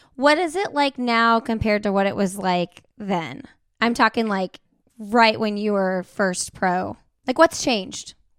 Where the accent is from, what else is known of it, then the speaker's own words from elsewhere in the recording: Indiana, United States; we're from Indiana